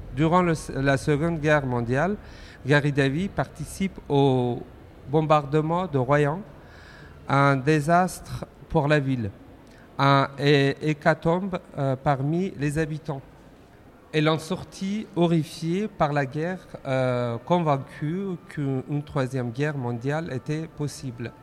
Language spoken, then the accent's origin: French; Afghanistan; now in France; je suis originaire d'Afghanistan